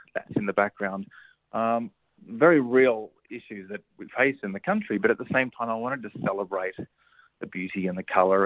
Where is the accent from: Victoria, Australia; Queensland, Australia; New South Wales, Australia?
Victoria, Australia; Cobram; Cobram up on the Murray River, which is in my hometown region